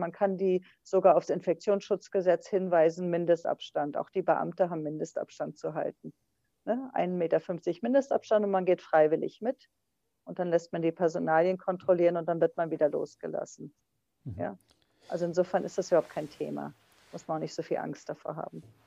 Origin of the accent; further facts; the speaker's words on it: West Germany, Germany; ich bin ja Westdeutsche